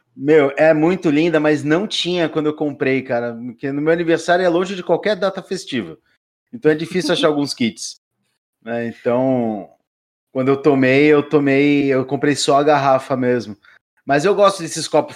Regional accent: Brazil; Como um bom caiçara

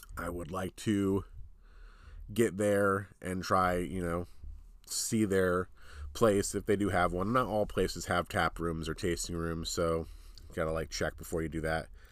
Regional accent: New Jersey, United States; we're from New Jersey, so these are New Jersey places close to where we live

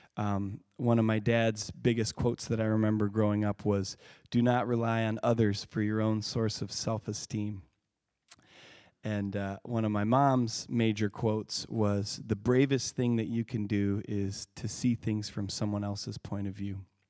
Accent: Lake City, Michigan, United States; it was a pretty idyllic childhood I had growing up on Earthwork Farm

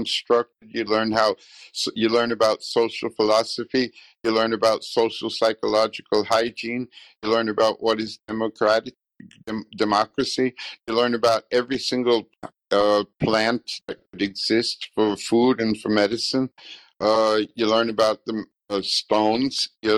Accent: Westchester, New York, United States; moved away as an adult; also born or lived in Heidelberg, Germany; now in Germany; When we got to Westchester

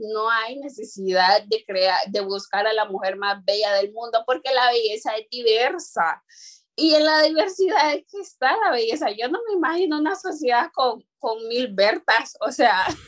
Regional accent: Honduras; first language Garifuna; Spanish is a second language

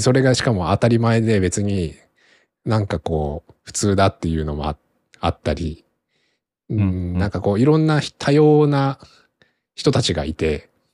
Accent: Kanto, Japan; now in Tokyo, Japan; 自分の地元、実家も別に、まあ関東圏内でそこそこ、都会では、都会に近いものではある

